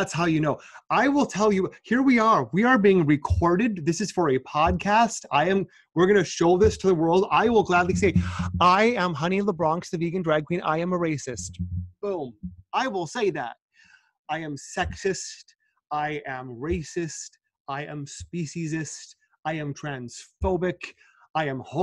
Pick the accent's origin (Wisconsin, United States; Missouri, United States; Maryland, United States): Wisconsin, United States; Milwaukee; moved away as an adult; now in New York, United States; I'm from Milwaukee, Wisconsin, which is the number one most racially segregated city in the United States